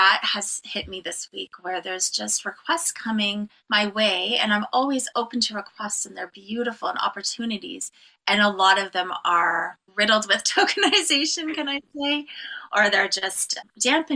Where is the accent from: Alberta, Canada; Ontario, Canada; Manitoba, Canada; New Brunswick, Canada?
Ontario, Canada; Cape Croker First Nation; I am from Nation Agaming and Dunjaba from Cape Croker First Nation